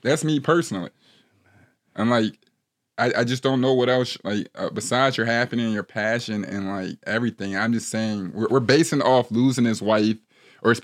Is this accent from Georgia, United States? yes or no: no; Midwest, Buckeye, Ohio, United States; originally, I'm from the Midwest